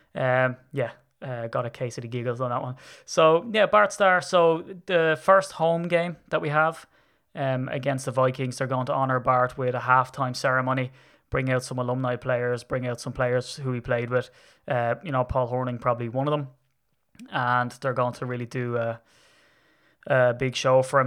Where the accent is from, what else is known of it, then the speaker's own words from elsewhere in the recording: Ireland; I'm Irish.